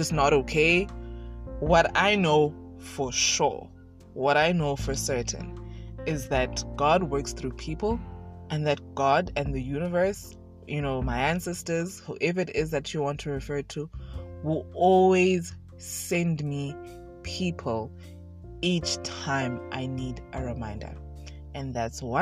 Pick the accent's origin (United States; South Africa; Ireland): South Africa; I was born in South Africa, have lived in South Africa all my life.